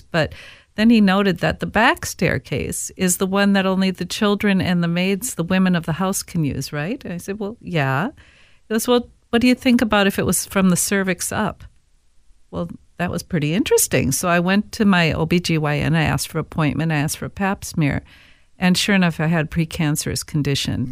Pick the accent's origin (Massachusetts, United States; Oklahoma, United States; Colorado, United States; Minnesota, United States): Minnesota, United States; Saint Paul; growing up in Saint Paul